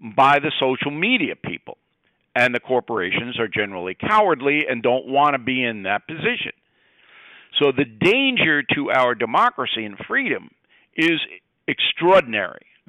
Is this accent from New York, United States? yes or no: yes; Levittown, New York, United States; also born or lived in Westbury, New York; I was born in Levittown, New York, which is a working class suburb